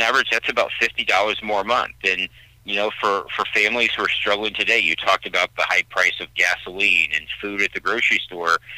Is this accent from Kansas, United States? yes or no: no; Central Illinois, United States; I was born and raised in in Central Illinois